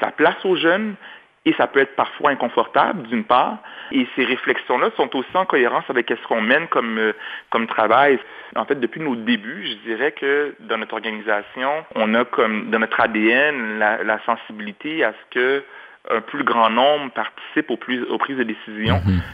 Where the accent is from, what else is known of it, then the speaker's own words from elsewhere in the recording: Montreal, Quebec, Canada; J'ai grandi à Anjou, dans l'est de Montréal